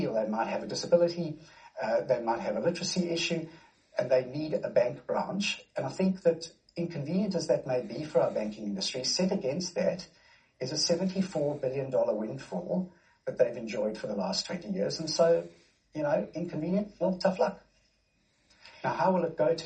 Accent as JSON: {"language": "English", "country": "South Africa", "moved": "yes", "lives_now": "Australia", "said": "as a South African, dual South African national myself"}